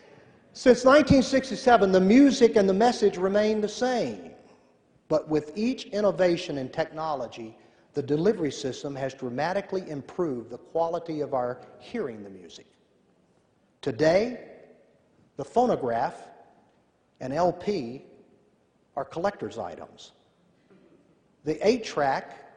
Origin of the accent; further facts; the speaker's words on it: Tennessee, United States; I'm from Tennessee.